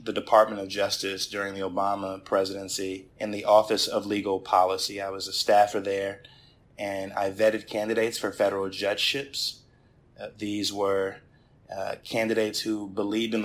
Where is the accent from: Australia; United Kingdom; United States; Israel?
United States; Spring Valley, New York; also born or lived in Nyack, New York; now in White Plains, United States; I was born at Nyack Hospital, grew up in the village of Spring Valley, and now reside in the city of White Plains